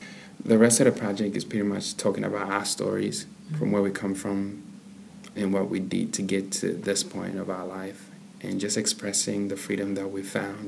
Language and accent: English; Zambia; also born or lived in Kinshasa, DR Congo / Zimbabwe; now in Australia; I'm from Congo. Born in Kinshasa, raised in Zambia and Zimbabwe, came to Australia in 2005.